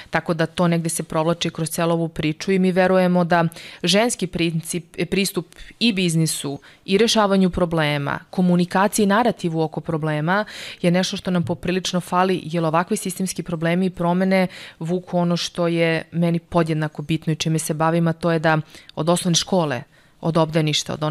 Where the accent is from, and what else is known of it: Serbia; moved away as an adult; also born or lived in Norway